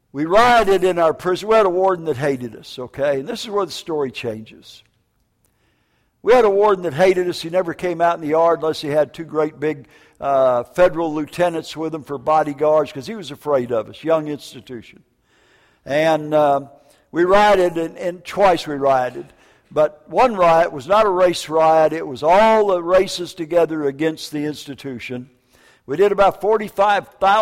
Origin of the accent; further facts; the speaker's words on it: Minneapolis, Minnesota, United States; also born or lived in Vancouver, Washington / northern Wisconsin; northern Wisconsin and Minneapolis, Minnesota